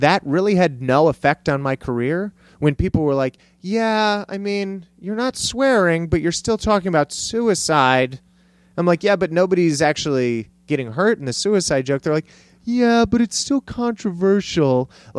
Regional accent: Cleveland, Ohio, United States; born there; also born or lived in El Paso, United States; I was born in Cleveland, Ohio.

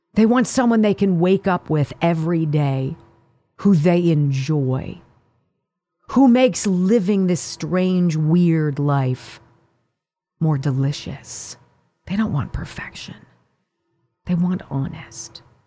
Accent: Pennsylvania, United States; this is my home state

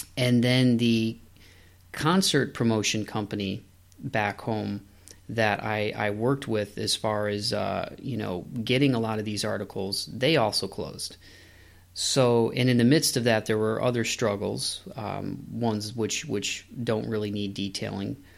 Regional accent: Toledo, Ohio, United States; moved away as an adult; also born or lived in Southeast Michigan; Toledo, Ohio is my hometown

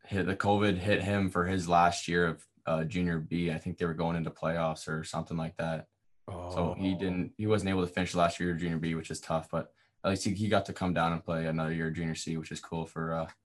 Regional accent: Windsor, Ontario, Canada; originally I'm from Riverside.

